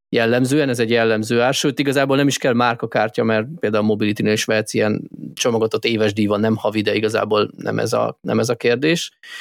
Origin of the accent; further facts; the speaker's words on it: Hungary; magyarok vagyunk